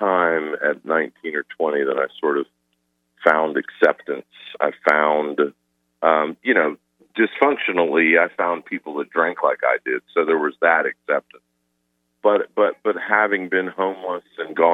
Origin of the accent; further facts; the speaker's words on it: Atlanta, Georgia, United States; I grew up in suburbs in Atlanta